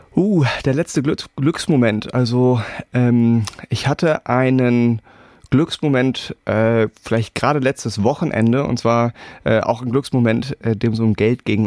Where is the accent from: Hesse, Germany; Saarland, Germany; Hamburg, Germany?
Hamburg, Germany; moved away as an adult; also born or lived in Berlin, Germany; now in Edinburgh, United Kingdom; meine Frau und ich, wir sind beide Hamburger